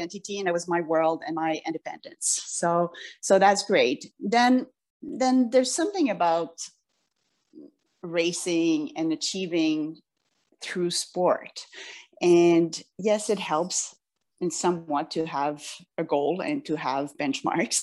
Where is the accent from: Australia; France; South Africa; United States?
France; moved away; I grew up in France a lot too.